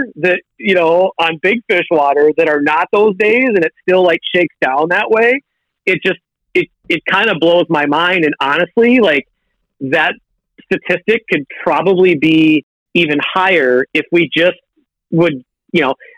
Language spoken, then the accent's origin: English; Minneapolis, Minnesota, United States; growing up in the Twin Cities area